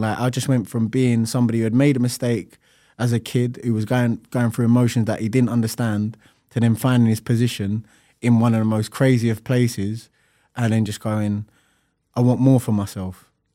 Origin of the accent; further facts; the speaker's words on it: London, United Kingdom; I'm from Lewisham, and at the time, there was a lot of, um, like, it's a London street, street culture